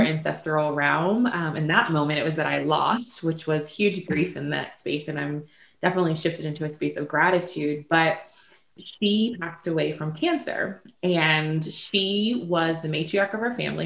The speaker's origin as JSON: {"language": "English", "town": "Prince George", "region": "Virginia", "country": "United States", "lives_now": "Richmond, United States", "said": "I am um, from Prince George, Virginia, and um, currently I reside in Richmond, Virginia"}